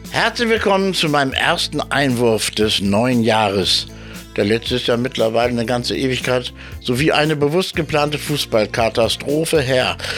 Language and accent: German; Germany; also born or lived in Hamburg; mein Heimatland